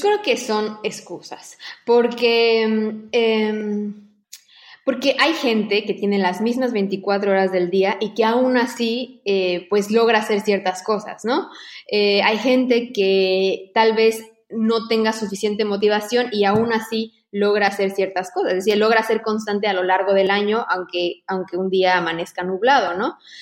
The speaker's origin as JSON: {"language": "Spanish", "country": "Mexico", "moved": "as an adult", "lives_now": "Barcelona, Spain"}